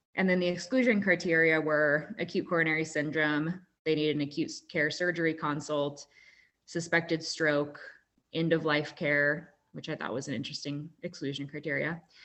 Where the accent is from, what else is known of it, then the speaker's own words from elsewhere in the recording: Kansas, United States; moved away as an adult; also born or lived in Durham, North Carolina / Omaha, Nebraska; now in Utah, United States; I grew up in Kansas